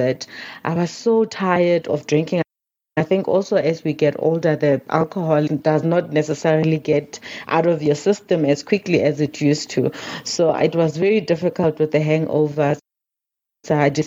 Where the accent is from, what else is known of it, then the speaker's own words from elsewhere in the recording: North West, South Africa; So I grew up in the Northwest province here in South Africa